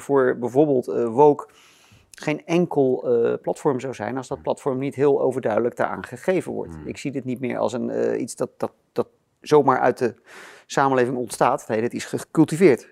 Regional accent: Rotterdam, South Holland, Netherlands; Ik ben in Rotterdam geboren

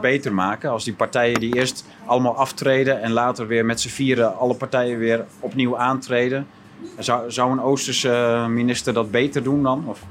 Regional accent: Groningen, Netherlands; wij, wij komen uit Groningen

